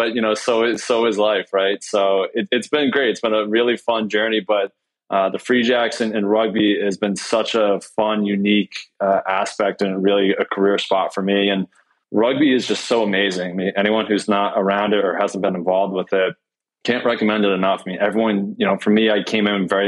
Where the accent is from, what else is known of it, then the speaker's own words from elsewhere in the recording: Massachusetts, United States; I've been born and raised in Massachusetts